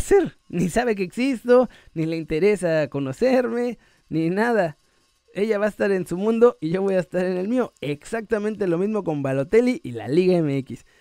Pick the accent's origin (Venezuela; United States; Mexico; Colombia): Mexico; moved away as an adult; now in Spain; Yo soy mexicano hasta el hueso.